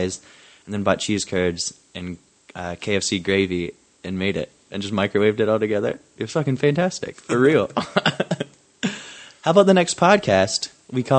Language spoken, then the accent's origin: English; England, United Kingdom; now in United States; I was born in England. I migrated over here, as did my mom and sister, because my dad lived here.